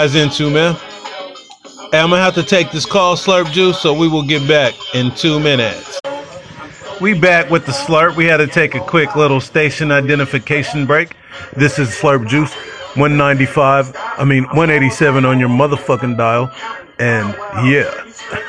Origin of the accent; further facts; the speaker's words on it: Northern California, United States; I'm from Northern Cali. I'm a Northern Cali dude.